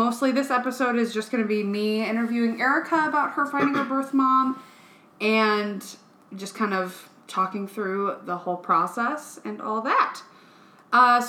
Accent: Northfield, United States; also born or lived in Bogota, Colombia; sitting at church in my hometown in Northfield

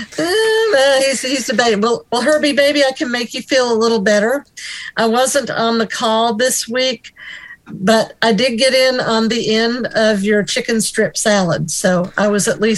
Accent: Tennessee, United States; I'm from Tennessee

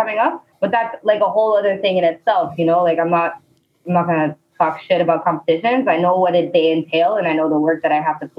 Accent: Laval, Quebec, Canada; now in Montreal, Canada; I grew up in Laval

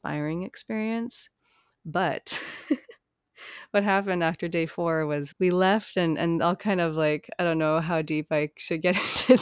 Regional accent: Hawaii, United States; growing up in Hawaii, there's not a lot of places you can go that are that isolated

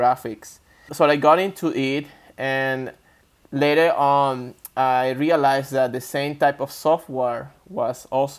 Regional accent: Venezuela; I was born in Venezuela. It's a Latin American, South America. I was raised there

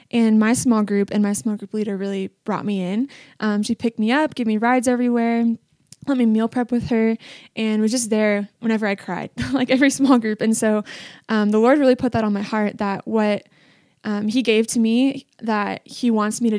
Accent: Washington, United States; So I came from Washington State and I didn't know anyone except for one person, McKinley Gunzel, and her little sister was one of my best friends growing up.

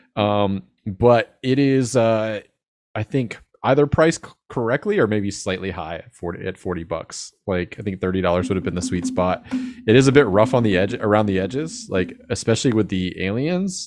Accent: Jacksonville, United States; I'm from Jacksonville

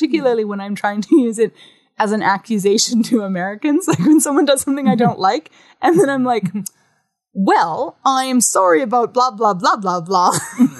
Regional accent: Canada; I'm a Canadian visiting

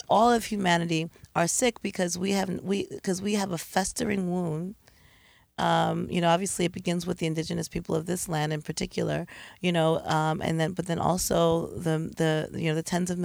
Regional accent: East Orange, New Jersey, United States; I grew up in East Orange.

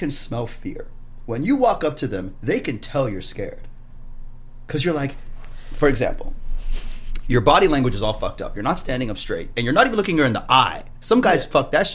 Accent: Brampton, Ontario, Canada; I grew up in Brampton. I grew up with these guys.

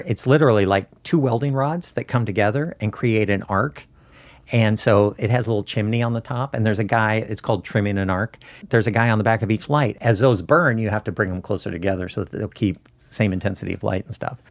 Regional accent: Southern Oregon, United States; also born or lived in Burbank, California; born in Burbank and grew up in Southern Oregon

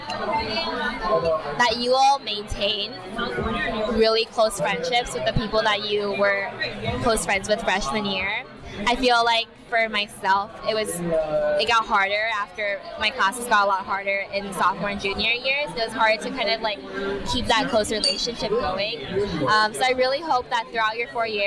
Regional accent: Los Angeles, California, United States; now in Philadelphia, United States; I am from Los Angeles, California.

